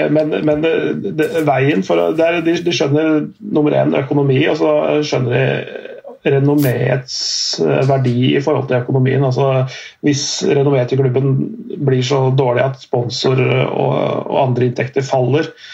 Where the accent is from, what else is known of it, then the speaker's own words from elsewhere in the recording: Strømmen, Akershus, Norway; mitt eget lag, da, er, der jeg er fra, Strømmen IF